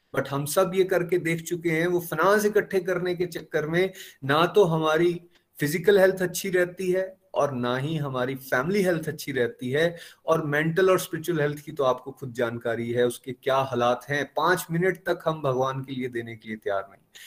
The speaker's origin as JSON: {"language": "Hindi", "town": "Chamba", "region": "Himachal Pradesh", "country": "India", "said": "मैं चंबा का रहने वाला हूं"}